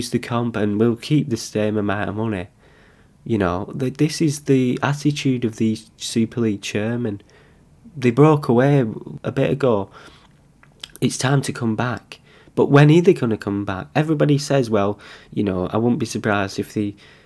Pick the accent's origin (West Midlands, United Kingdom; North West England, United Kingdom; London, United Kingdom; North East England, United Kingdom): North West England, United Kingdom; Bolton; I'm from Bolton.